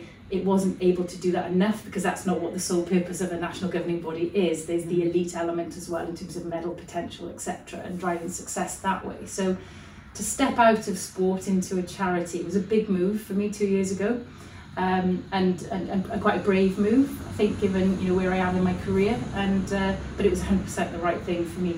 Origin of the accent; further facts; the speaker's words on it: South Wales valleys, United Kingdom; growing up in the South Wales valleys